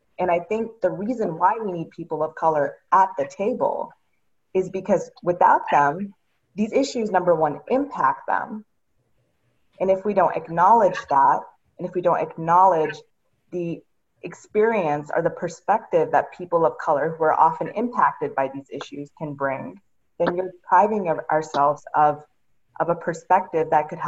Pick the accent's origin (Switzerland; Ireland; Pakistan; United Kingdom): Pakistan; there will be people who will see me and know that I'm originally from Pakistan and will assume that I am a South Asian expert